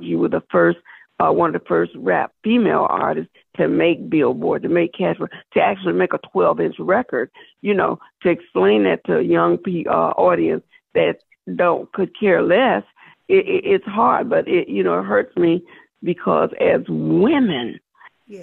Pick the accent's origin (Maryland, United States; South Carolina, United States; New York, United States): South Carolina, United States; I'm from South Carolina